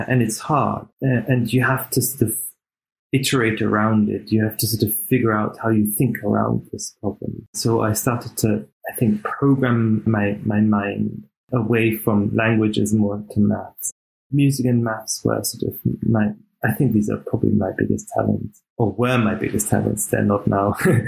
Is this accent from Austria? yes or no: yes; Austria; English is a second language; also born or lived in Canada / Germany / Australia; I was born in Canada, and I was raised in Austria and Germany. I had the pleasure to live in Australia